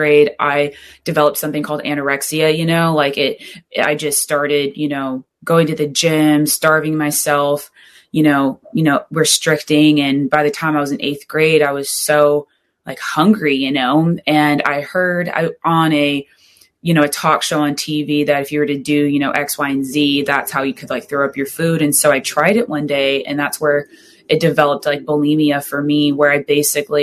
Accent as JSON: {"language": "English", "region": "Southern California", "country": "United States", "tie": "born or raised there", "said": "growing up in Southern California"}